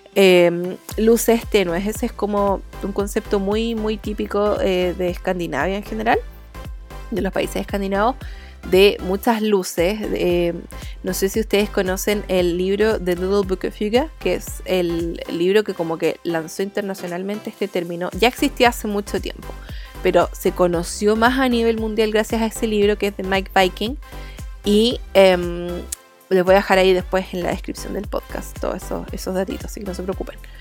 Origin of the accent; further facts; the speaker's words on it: Chile; accent: chileno; yo soy de Chile, entonces hablo así